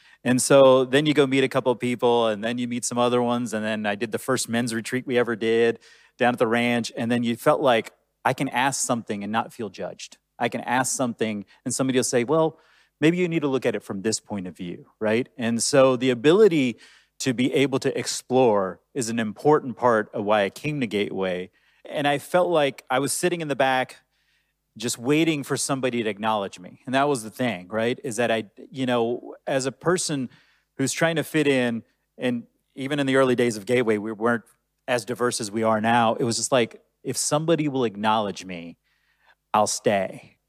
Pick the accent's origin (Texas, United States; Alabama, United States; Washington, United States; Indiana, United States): Texas, United States; Southeast; I grew up in Southeast Texas and I originally grew up Muslim.